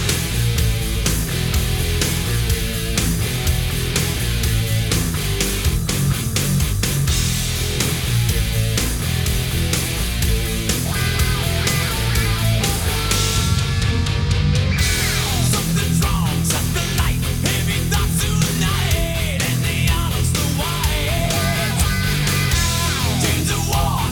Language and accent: English; San Leandro / Pleasanton area, California, United States; We grew up in the Porky's neighborhood